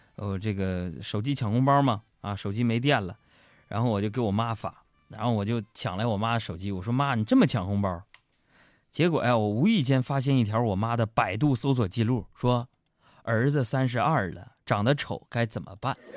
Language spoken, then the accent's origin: Chinese; China; I come, uh, from China